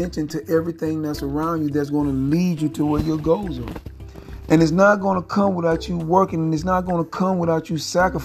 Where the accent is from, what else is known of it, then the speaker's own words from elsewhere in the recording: Phenix City, Alabama, United States; I grew up in Phoenix City, Alabama